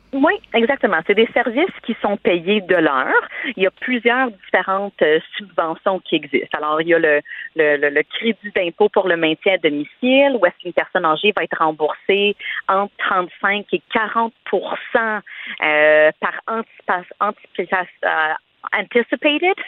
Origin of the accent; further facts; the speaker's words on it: Saint-Bruno-de-Montarville, Quebec, Canada; first language English; French is a second language; Je peux pas le cacher, mais je viens du Québec